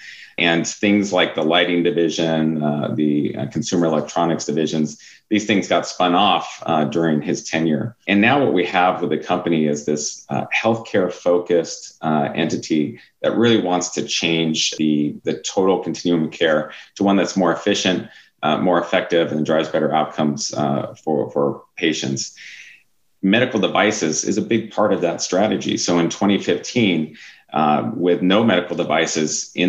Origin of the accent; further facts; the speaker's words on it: Pacific Northwest, United States; moved away as an adult; now in Switzerland; I was born and raised in the Pacific Northwest